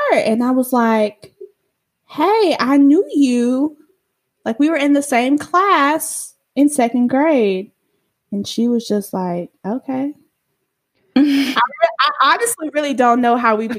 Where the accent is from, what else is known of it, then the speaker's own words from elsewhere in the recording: Killeen, Texas, United States; also born or lived in Austin, Texas; I grew up in Killeen. I changed schools middle of the year, and I moved back to Austin, which is where part of my family is from. I was born there